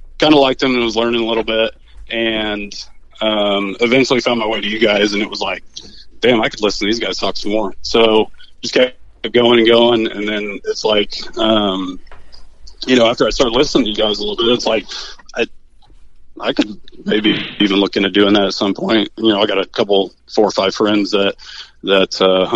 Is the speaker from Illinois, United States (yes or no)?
yes; Mattoon, Illinois, United States; grew up here, born and raised in Mattoon